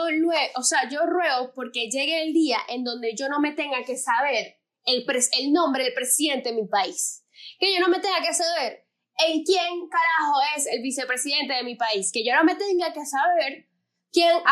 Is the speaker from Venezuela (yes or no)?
yes; Venezuela